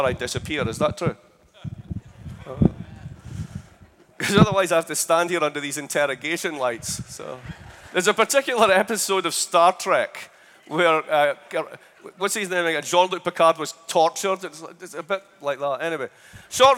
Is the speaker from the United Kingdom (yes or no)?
yes; Scotland, United Kingdom; moved away as an adult; now in United States; I'm Scottish. So you might have a problem with the way I sound.